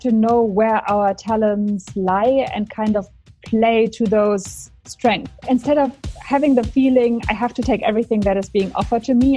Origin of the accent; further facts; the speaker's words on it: Germany; I am from Germany